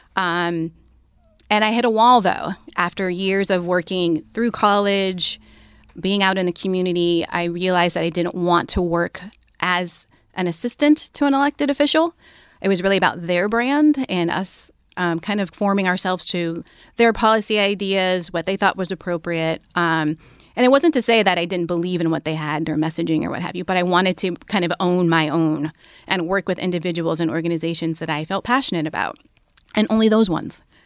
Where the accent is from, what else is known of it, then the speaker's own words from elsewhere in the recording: Bay Area, California, United States; they moved out to California, the Bay Area. They quickly dropped that whole hippie thing and had, um, a bunch of kids and stuff. But they raised my siblings